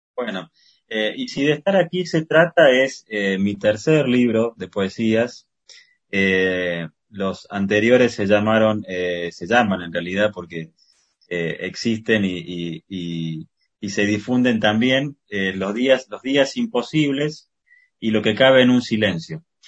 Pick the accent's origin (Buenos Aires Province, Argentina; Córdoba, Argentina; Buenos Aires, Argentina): Córdoba, Argentina; nací en Córdoba